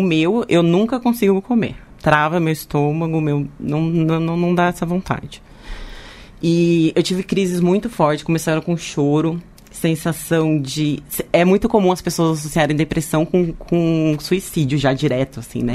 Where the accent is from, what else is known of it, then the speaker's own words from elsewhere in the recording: Leme, São Paulo, Brazil; now in São Paulo, Brazil; eu sou de Leme, né? Mas eu moro aqui